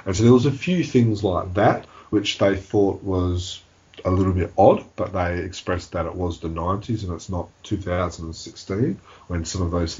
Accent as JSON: {"language": "English", "country": "Australia", "said": "we're from Australia"}